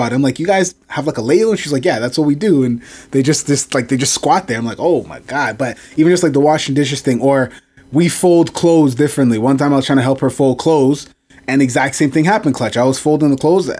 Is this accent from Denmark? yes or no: no; Canada; I'm Canadian. My parents are from Jamaica